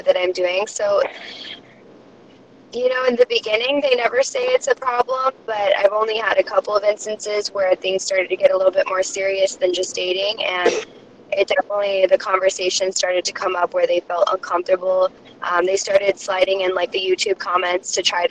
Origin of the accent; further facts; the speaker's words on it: California, United States; I'm from California